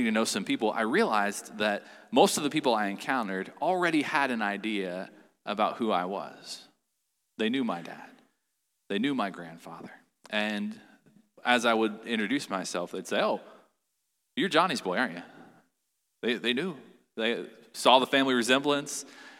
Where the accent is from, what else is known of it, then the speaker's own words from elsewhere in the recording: Chillicothe, Ohio, United States; I had the opportunity to work in a factory in my hometown, Chillicothe, Ohio